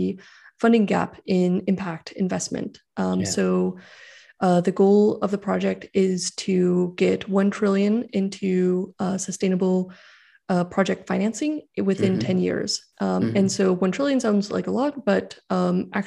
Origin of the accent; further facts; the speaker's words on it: California, United States; I grew up in California